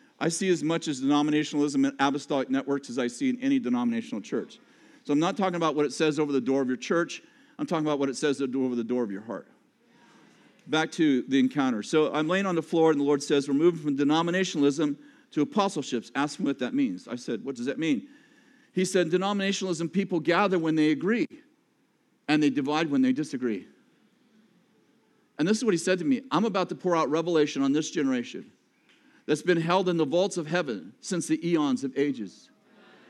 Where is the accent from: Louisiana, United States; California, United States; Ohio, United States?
California, United States; I'm from California